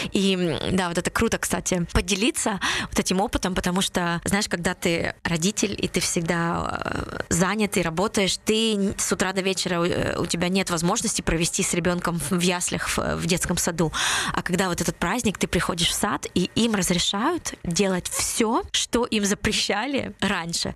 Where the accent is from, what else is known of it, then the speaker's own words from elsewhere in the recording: Vinnytsia, Vinnytsia Oblast, Ukraine; now in Netherlands; Я родилась в Виннице, но с 93 -го года живу здесь, в Нидерландах